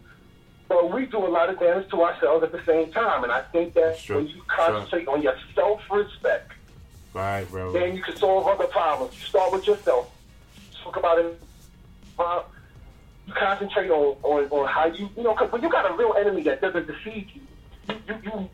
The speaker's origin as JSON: {"language": "English", "town": "New York City", "region": "New York", "country": "United States", "said": "I'm from Boston Road"}